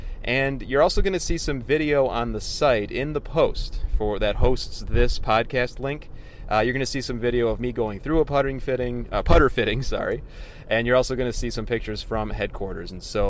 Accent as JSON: {"language": "English", "area": "near Tinley Park", "region": "Illinois", "country": "United States", "tie": "born or raised there", "said": "So it's just a short drive away from my hometown"}